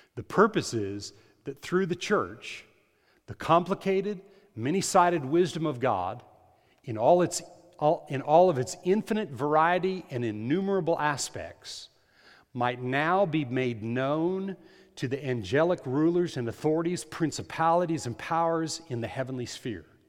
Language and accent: English; United States; I'm an American.